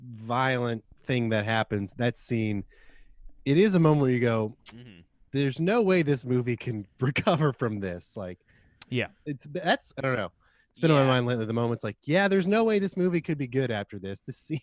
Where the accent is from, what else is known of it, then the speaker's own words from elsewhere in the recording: London, United Kingdom; Yeah, that's right. I grew up in London.